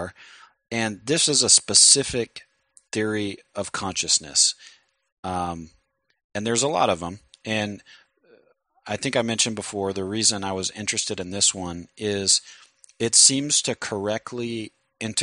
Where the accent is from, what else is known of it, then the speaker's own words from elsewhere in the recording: United States; I'm an American